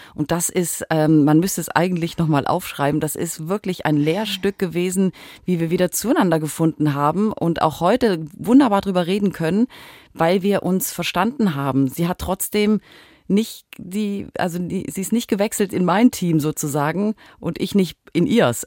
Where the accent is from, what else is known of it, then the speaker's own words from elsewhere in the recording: Southern Germany, Germany; moved away; also born or lived in Hamburg; ich komme aus Süddeutschland ursprünglich